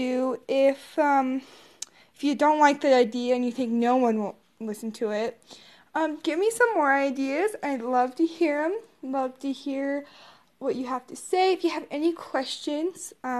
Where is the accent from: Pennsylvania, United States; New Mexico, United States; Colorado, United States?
Colorado, United States; also born or lived in Odessa, Texas; At the age of 5, my biological parents were divorced. So, my mom moved us up to Colorado